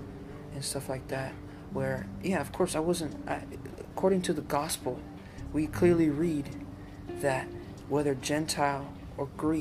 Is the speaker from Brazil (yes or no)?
no; Mexico; moved away; because I'm Mexican, I was born in Mexico